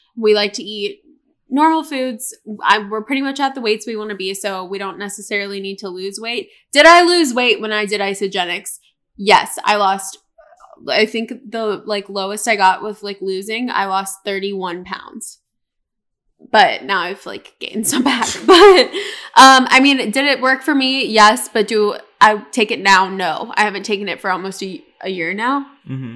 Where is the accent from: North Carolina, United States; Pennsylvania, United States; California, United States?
North Carolina, United States; Charlotte; also born or lived in Tampa, Florida; I was actually born in Tampa, Florida. And I moved to North Carolina when I was younger, and then I ended up moving into Colin's neighborhood up the street from him. I think we moved when I was six.